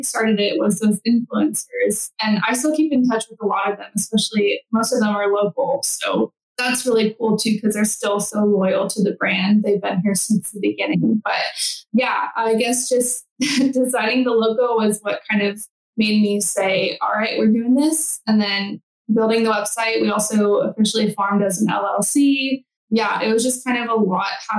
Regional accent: Central Texas, United States; also born or lived in Nashville, Tennessee; I grew up here in Central Texas.

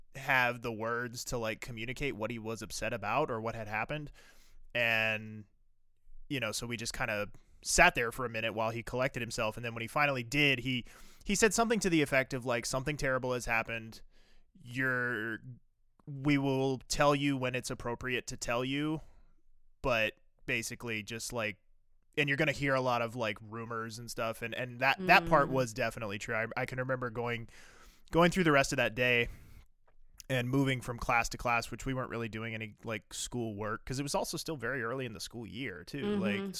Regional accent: East Coast, United States; I grew up on the East Coast. And so I grew up

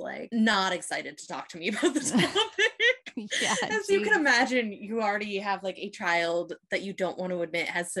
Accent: Midwest, United States; I grew up in the Midwest where everybody was like straight, white and Christian

